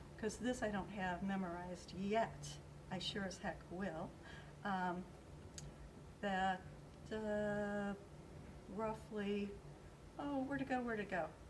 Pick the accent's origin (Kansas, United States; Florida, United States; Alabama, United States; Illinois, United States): Illinois, United States; Aurora; I was born in a hospital that isn't even a hospital anymore. Yeah, I've been here too long.